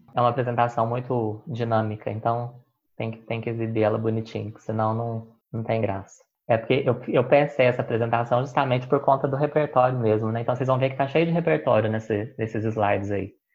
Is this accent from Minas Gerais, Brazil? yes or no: yes; Caxambu, Minas Gerais, Brazil; born or raised there; moved away as an adult; also born or lived in Belo Horizonte